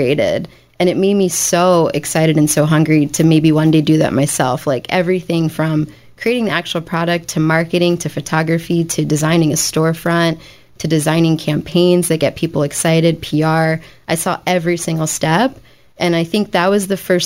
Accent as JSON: {"language": "English", "town": "Philadelphia", "region": "Pennsylvania", "country": "United States", "tie": "born or raised there", "also_born_or_lived": "New York", "moved": "as an adult", "said": "I grew up in South Philadelphia, native of the area, went to Central"}